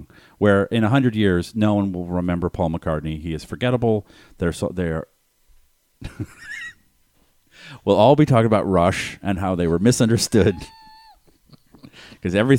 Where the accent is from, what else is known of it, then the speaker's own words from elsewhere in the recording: Boston, Massachusetts, United States; I grew up in Boston